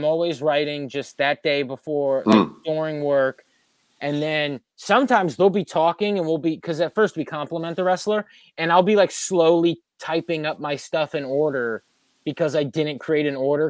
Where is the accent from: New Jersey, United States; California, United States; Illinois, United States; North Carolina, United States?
New Jersey, United States; I'm from Jersey